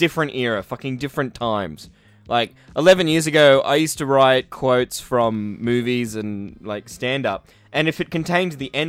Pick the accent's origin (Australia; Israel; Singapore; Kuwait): Australia; Newcastle, New South Wales; because I come from Newcastle.